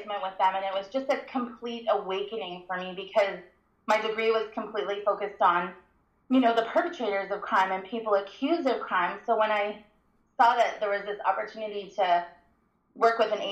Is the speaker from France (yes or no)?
no; Ottawa, Ontario, Canada; also born or lived in Winnipeg, Manitoba / Scotland / Germany; we came back to the Ottawa area when I was five so I could start school here. I actually grew up in Ottawa